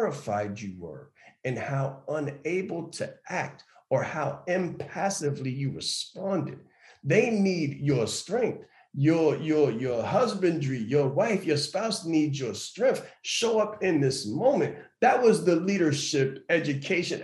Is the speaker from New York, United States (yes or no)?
yes; New York City, New York, United States; I'm a kid from Harlem